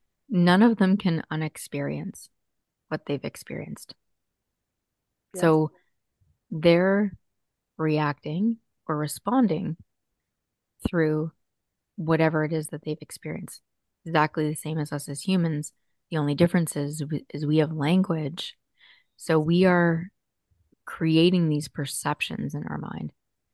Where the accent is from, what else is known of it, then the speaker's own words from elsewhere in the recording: Burlington, Ontario, Canada; Yes, I'm … from Burlington.